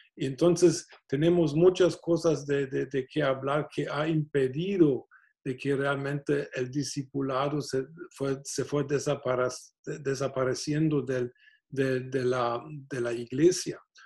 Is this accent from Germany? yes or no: yes; Germany; moved away; Siendo alemán